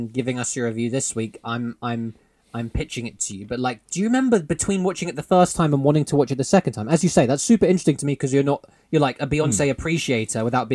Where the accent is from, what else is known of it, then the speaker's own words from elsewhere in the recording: England, United Kingdom; As some English boys out here